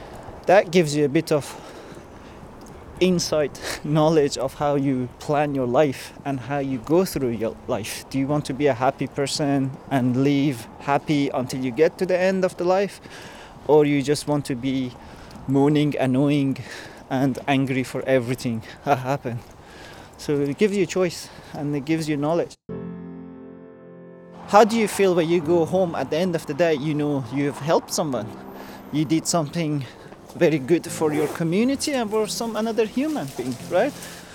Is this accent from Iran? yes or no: yes; Iran; English is a second language; moved away; I'm Iranian originally.